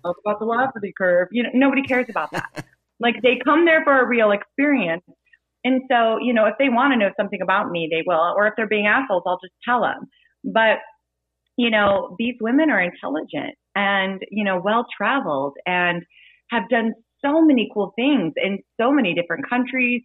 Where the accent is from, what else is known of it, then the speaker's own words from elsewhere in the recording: Kansas City, United States; I'm from the Kansas City area